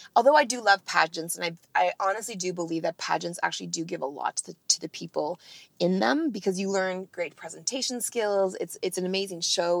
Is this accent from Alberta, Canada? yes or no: no; Northern Ontario, Canada; I grew up in Northern Ontario, Canada